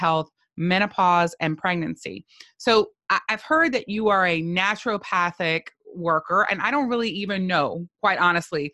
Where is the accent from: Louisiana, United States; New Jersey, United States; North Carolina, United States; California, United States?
Louisiana, United States; South; I'm from South Louisiana, which is very exotic